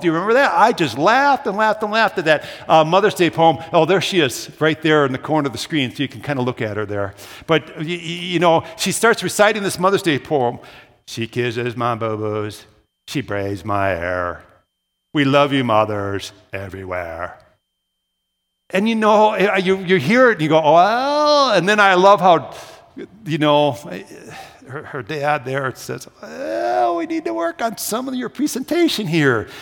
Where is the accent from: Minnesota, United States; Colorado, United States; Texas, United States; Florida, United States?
Minnesota, United States; Brooklyn Park; moved away as an adult; also born or lived in Williston, North Dakota; I grew up in the Twin Cities. I'm a classic city boy. I don't talk about that much. I grew up in Brooklyn Park